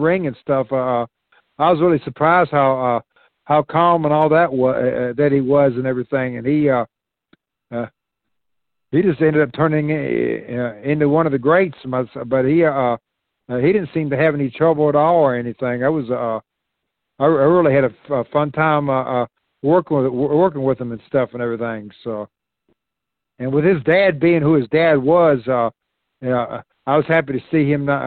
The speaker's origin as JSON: {"language": "English", "region": "Virginia", "country": "United States", "tie": "born or raised there", "said": "I grew up in Virginia"}